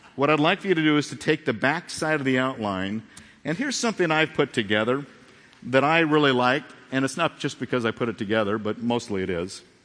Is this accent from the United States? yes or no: yes; Phoenix, Arizona, United States; moved away; also born or lived in Corona; I grew up in Phoenix.